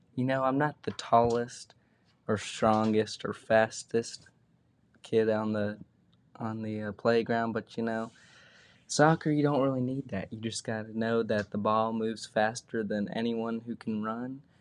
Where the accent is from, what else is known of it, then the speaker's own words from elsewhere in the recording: near Atlanta, Georgia, United States; I played for a local team around where I grew up and also played for a bigger club in Atlanta called Atlanta Fire.